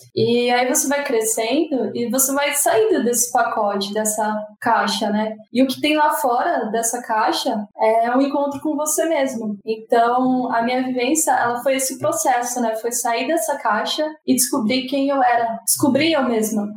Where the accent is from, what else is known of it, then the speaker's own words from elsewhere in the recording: São Paulo, Brazil; eu sou nascida e criada na capital de São Paulo